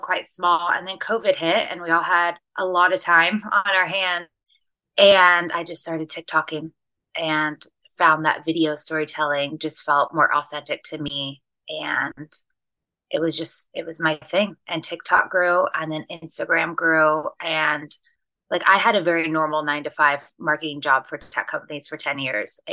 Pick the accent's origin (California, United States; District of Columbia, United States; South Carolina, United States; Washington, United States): Washington, United States; Seattle; moved away as an adult; I ended up leaving Seattle, where I'm from